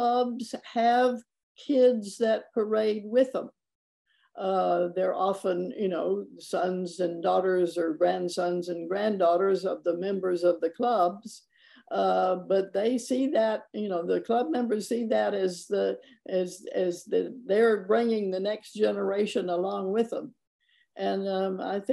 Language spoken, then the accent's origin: English; Birmingham, Alabama, United States; now in New Orleans, United States; I grew up in Birmingham